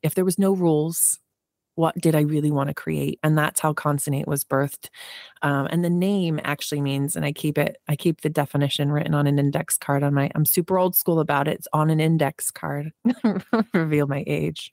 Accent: New Jersey, United States; I was born in Jersey. So, I grew up in a working class neighborhood

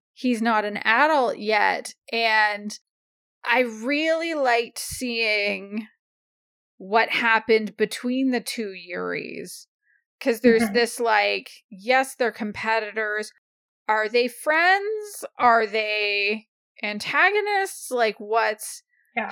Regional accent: Canada; as a Canadian

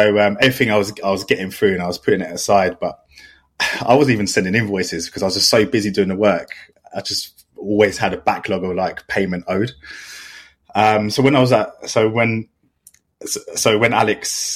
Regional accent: London, United Kingdom; also born or lived in Southampton; from London

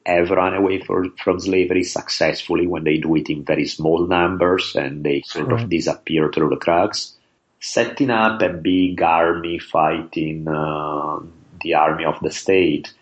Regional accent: Italy; now in Los Angeles, United States; growing up in Italy

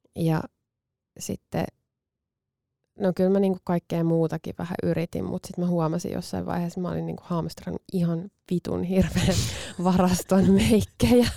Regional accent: Finland; moved away; Itse olen maaseudulta kotoisin, vaikka, vaikka en tosin hirveän kaukaa, niin kuin fyysisesti kaukaa mm. Helsingistä

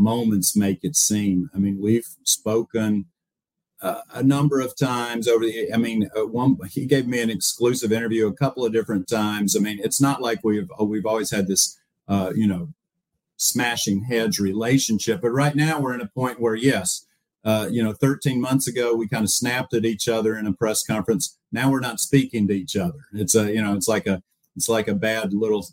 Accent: Spartanburg, South Carolina, United States; also born or lived in Chapel Hill, North Carolina / Miami, Florida; now in Charlotte, United States; I grew up in Spartanburg, went to UNC Chapel Hill, wanted to get back to the Carolinas

